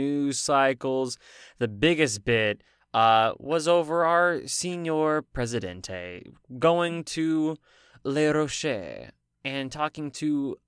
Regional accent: the South, United States; I say as a Southerner

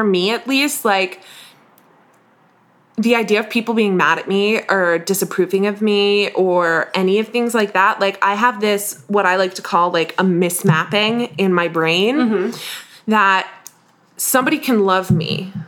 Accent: Northern United States, United States; my southern accent is too generically southern because I'm a Yank.

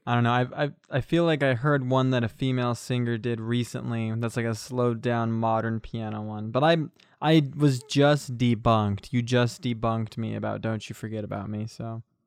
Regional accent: United States; I'm just an American bloke

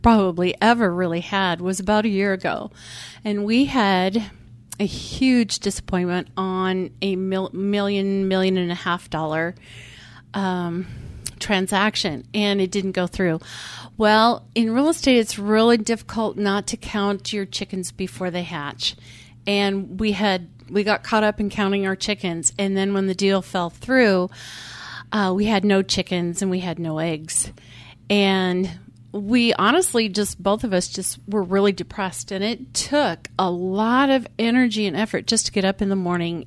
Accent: Montana, United States; moved away as an adult; now in Phoenix, United States; when we lived in Montana, we belonged to a wine tasting club

